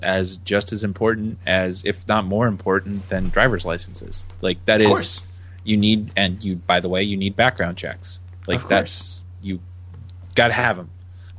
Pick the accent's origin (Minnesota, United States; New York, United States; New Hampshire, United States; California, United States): California, United States; I grew up in California.